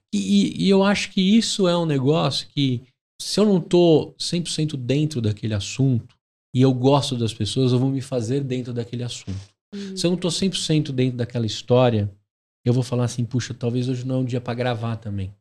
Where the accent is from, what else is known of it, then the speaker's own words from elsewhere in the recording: São Paulo, Brazil; eu sou paulistano